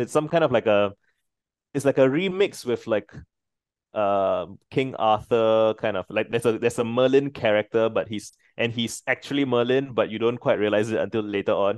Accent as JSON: {"language": "English", "country": "Singapore", "said": "so I'm Singaporean"}